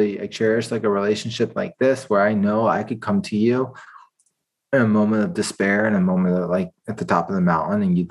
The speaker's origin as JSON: {"language": "English", "town": "Washington", "region": "District of Columbia", "country": "United States", "also_born_or_lived": "Georgia, United States", "moved": "as an adult", "lives_now": "San Francisco, United States", "said": "I'm from Washington, D.C. area"}